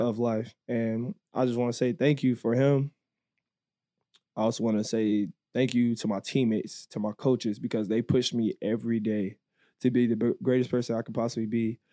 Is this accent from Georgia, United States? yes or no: yes; Georgia, United States; moved away; I grew up in Georgia for, like, the four years, you know, so, like, Atlanta's right down the street from me.